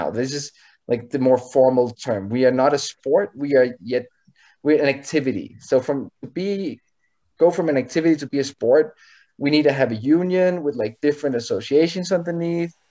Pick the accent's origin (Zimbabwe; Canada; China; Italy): Canada; we're Canadian.